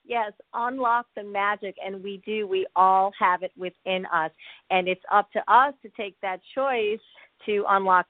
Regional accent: suburbs of New York, United States; also born or lived in Connecticut; So I was born in Connecticut and raised in the suburbs of New York

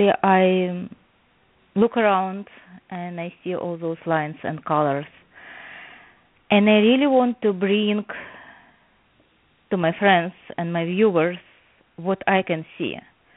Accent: Odesa, Odesa Oblast, Ukraine; now in New Jersey, United States; As you mentioned, I live right now in New Jersey, but I came here from Odessa, Ukraine, and I never learned art.

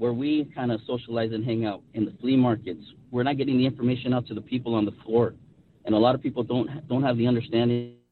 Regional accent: California, United States; I'm a Mexican-American, born and raised in California.

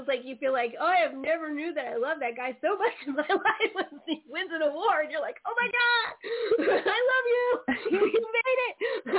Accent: San Francisco Bay Area, California, United States; also born or lived in Denver / Aurora / Blairstown; now in Maryland, United States; I lived outside in Aurora, but I'm originally from the San Francisco Bay Area, and I'm in Maryland now.

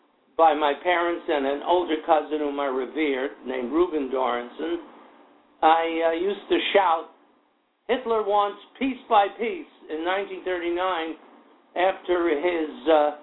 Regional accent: New York City, New York, United States; also born or lived in Jersey City / Manhattan; I was born in Jersey City, for which I ask forgiveness. It was not my choice. because of my parents' radical politics, we were compelled to move to Brooklyn 2.5 years later. I was born in 1936, and I lived in Bensonhurst

